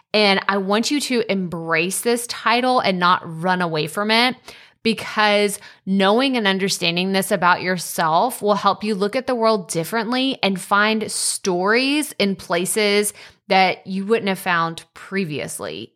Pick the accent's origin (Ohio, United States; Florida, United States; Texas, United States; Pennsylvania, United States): Texas, United States; Athens; moved away; I'm from Athens originally